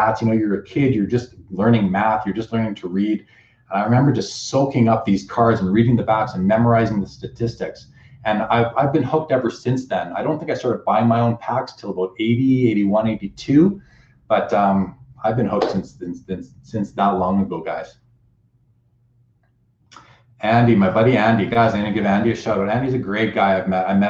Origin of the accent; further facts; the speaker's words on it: Winnipeg, Manitoba, Canada; moved away; I grew up in Winnipeg